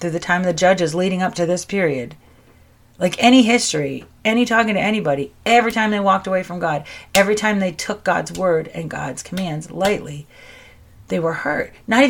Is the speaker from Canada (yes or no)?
no; United States; I'm an American